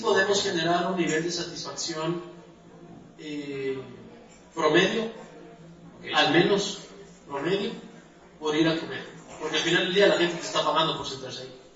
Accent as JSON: {"language": "Spanish", "region": "Andes", "country": "Ecuador", "said": "soy de Ecuador, soy de los Andes"}